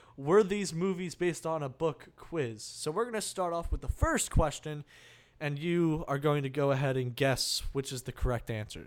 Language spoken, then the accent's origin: English; New Jersey, United States; I'm from New Jersey. I had, you know, a regular setup back at home.